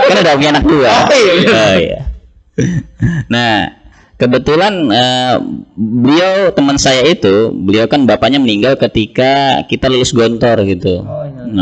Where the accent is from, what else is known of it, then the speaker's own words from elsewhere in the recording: Jakarta, Indonesia; Uh, saya lahir di Jakarta ya. Walaupun uh, ayah saya dari Temanggung, ibu saya dari Ngawi. Jadi dua-duanya Jawa. Tapi uh, saya dibesarkan di Jakarta, orang Jawa tapi nggak bisa bahasa, bahasa Jawa.